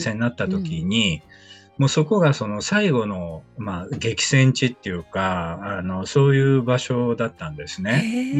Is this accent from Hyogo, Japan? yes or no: yes; Kobe, Hyogo, Japan; moved away as an adult; also born or lived in Tsukuba; 身は神戸の方なんですけどね。やっぱり初めて親元を離れて